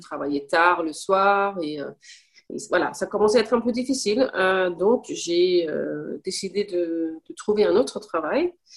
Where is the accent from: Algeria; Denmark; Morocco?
Denmark; Copenhagen, Capital Region of Denmark; first language Danish and English; French is a second language; moved away as an adult; also born or lived in Paris, France; now in Switzerland; Je suis née au Danemark, à Copenhague. Et j'ai vécu à peu près 19-20 ans au Danemark.